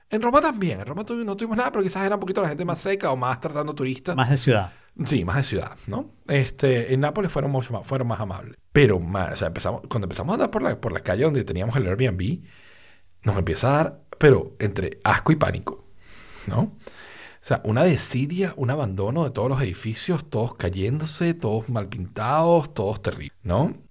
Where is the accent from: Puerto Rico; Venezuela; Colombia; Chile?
Venezuela; Valencia, Carabobo; also born or lived in Caracas, Venezuela; yo nací en Caracas, yo crecí en Valencia